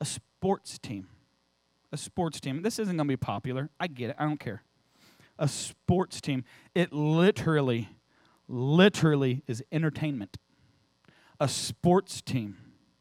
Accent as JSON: {"language": "English", "town": "St. Louis", "region": "Missouri", "country": "United States", "moved": "yes", "said": "I'm from St. Louis"}